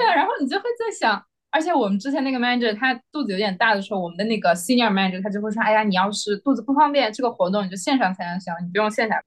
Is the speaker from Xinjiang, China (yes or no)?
yes; Xinjiang, China; moved away as an adult; also born or lived in Beijing; now in Singapore; 我是新疆人